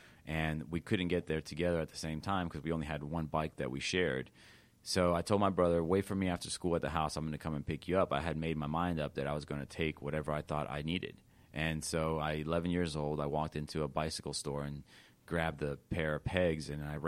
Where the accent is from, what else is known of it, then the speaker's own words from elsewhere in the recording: Los Angeles, California, United States; moved away; I was born in East Los Angeles.